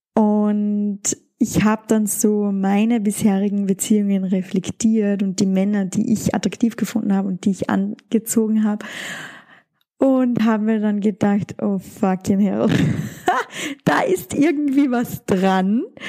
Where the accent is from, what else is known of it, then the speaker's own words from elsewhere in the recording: Austria; bei uns in Österreich